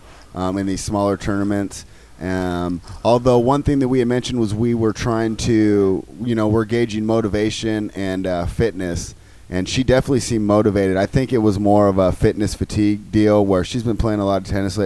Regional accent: United States; as an American

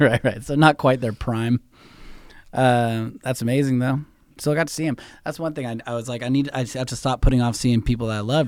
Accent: San Francisco, California, United States; now in Los Angeles, United States; when I was growing up in San Francisco

